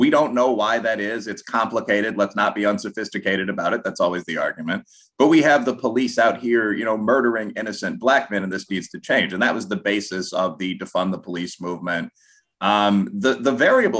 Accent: Chicago, Illinois, United States; I grew up in Chicago in the 1990s, and as a high school kid

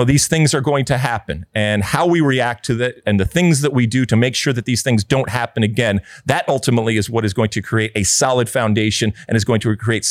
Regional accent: United States; we are an interesting animal when it comes to who we are as American soccer people

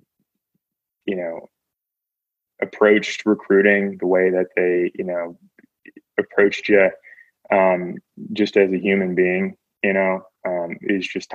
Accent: Lexington, United States; growing up in Lexington

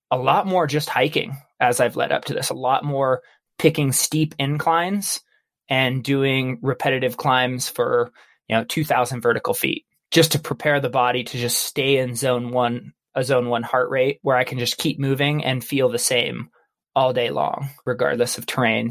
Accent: Baker City, Oregon, United States; I grew up in Baker City, Oregon

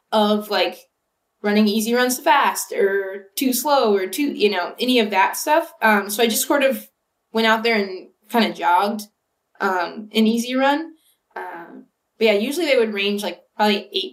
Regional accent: Ventura, California, United States; moved away; I'm from about an hour north of LA. I'm from Ventura.

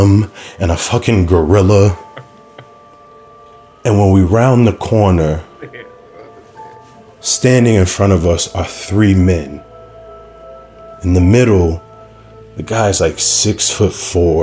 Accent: Chicago, Illinois, United States; I was from Chicago

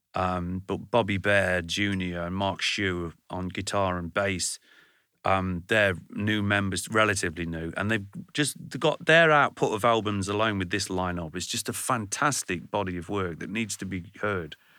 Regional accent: Burton upon Trent, West Midlands, United Kingdom; I come from Burn-on-Trent

